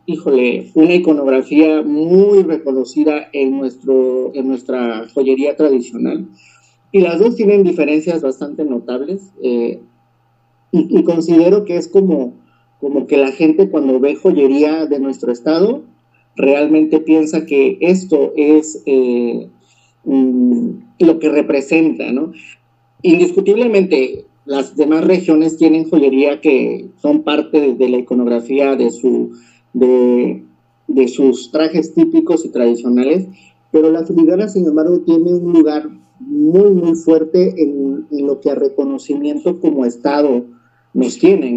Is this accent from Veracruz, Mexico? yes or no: yes; Veracruz, Mexico; also born or lived in San Francisco Ixhuatán, Oaxaca / Juchitán de Zaragoza, Oaxaca; now in Oaxaca, Mexico; yo soy originario de San Francisco Izhuatán, eh, de, pertenezco al municipio de Cuchitán de Zaragoza, ahí nací. Sin embargo, yo eh, eh, me crié en el estado de Veracruz por trabajo de mi papá.